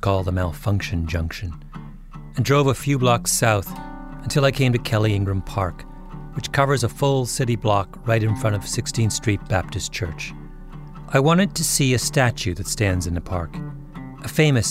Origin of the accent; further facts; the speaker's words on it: Canada; moved away as an adult; now in United States; I'm Canadian.